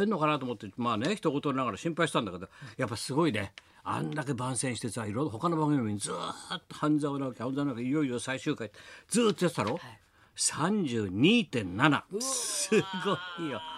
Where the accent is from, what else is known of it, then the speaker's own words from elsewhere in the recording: Kumamoto, Japan; だけどここ一晩でだよもういきなりみんな、はい、私も熊本ですけど